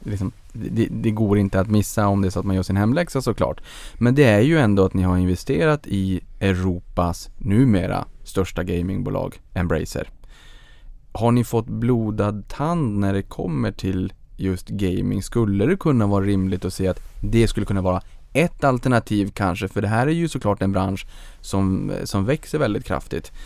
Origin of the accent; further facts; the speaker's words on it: Boden, Norrbotten County, Sweden; Jag föddes på Bodens BB